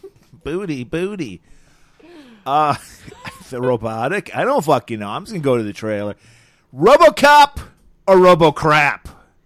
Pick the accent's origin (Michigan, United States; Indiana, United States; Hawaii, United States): Michigan, United States; Detroit area; They were in my hometown forever.